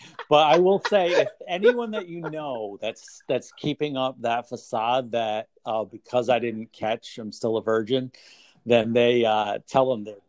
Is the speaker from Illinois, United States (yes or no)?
no; Pawtucket, Rhode Island, United States; I grew up in Pawtucket